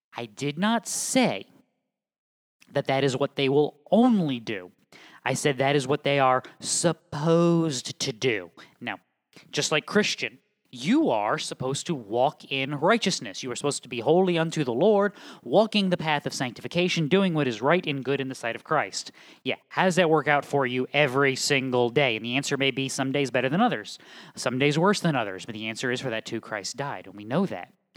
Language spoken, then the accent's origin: English; New England, United States; moved away as an adult; also born or lived in Southeastern United States; now in Midwest, United States; I was born and raised in New England